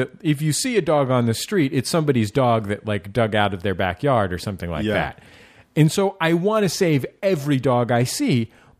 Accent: San Francisco, California, United States; now in Los Angeles, United States; I mean, I know, you know, I grew up in San Francisco, and I don't think in, you know, 20 years of living in San Francisco, I saw just a miscellaneous dog running down the street.

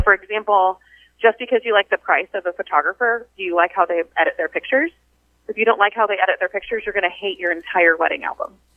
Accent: Wichita, Kansas, United States; also born or lived in northern Illinois; I grew up here in Wichita, Kansas

